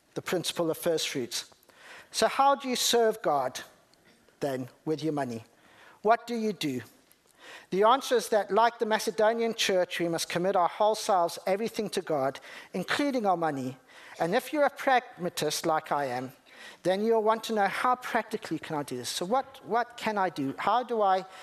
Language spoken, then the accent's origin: English; Zimbabwe; I'm from Zimbabwe